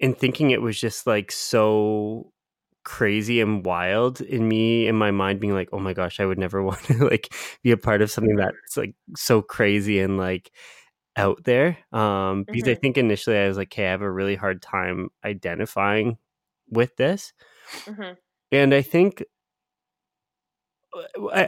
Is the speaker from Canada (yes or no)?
yes; London, Ontario, Canada; now in Ottawa, Canada; when I say London, so London's my hometown. It's about like half the size of Ottawa, which is where both Priya and I live now.